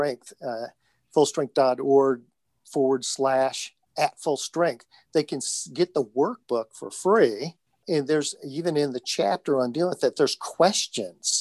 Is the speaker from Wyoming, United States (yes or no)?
no; Indiana, United States; I'm from Indiana.